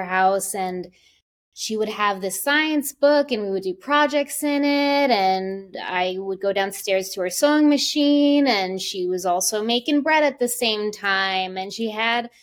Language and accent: English; New York, United States; now in North Carolina, United States; I'm originally from New York, and I grew up with very creative women